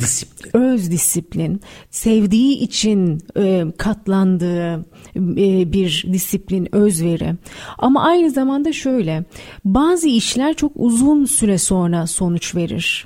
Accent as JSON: {"language": "Turkish", "region": "Istanbul", "country": "Turkey", "tie": "born or raised there", "also_born_or_lived": "Malatya", "said": "Malatya doğumluyum hatırlıyorum. Çok küçük yaşta e, babamın işinden dolayı Malatya'ya gidiyoruz. Hmm. Annem orada doğum yapıyor ve ardından e, bir yaşındayken daha bir yaşında bile olmadan İstanbul'a geri dönüyoruz."}